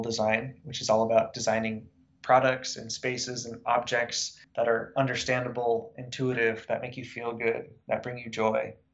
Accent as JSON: {"language": "English", "country": "United States", "tie": "born or raised there", "said": "growing up in Lake Tahoe, I lived in the woods"}